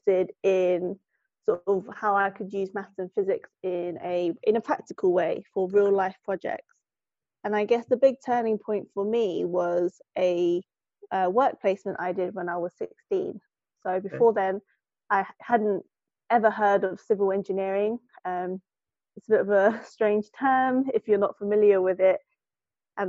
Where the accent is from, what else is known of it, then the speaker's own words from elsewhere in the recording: United Kingdom; I'm based in the UK. I'm British born Chinese